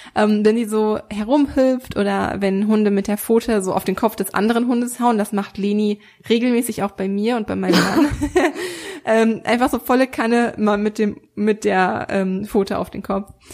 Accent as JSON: {"language": "German", "country": "Germany", "said": "hier bei uns in Deutschland"}